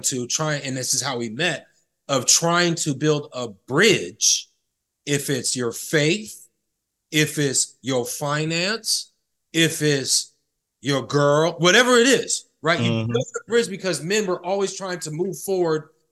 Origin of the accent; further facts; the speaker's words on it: Sacramento, California, United States; the barbershop I go to that I grew up with here in Sacramento